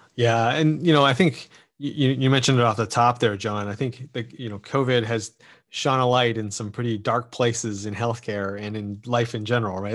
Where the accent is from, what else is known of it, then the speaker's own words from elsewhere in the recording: Canada; as a Canadian